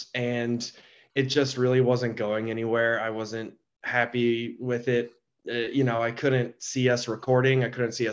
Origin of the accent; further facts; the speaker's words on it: Huntington Beach, California, United States; moved away as an adult; also born or lived in Corona, California; now in Portland, United States; I grew up in Southern California.